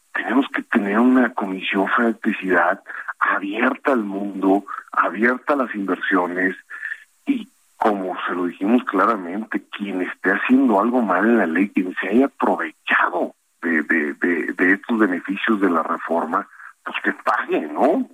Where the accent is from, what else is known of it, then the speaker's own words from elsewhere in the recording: Mexico; nosotros como mexicanos